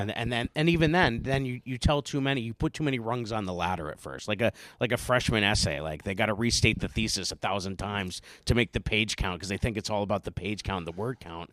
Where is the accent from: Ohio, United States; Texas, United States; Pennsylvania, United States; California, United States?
Pennsylvania, United States; Carbondale; moved away; I'm from Carbondale, Scranton, coal mine regions.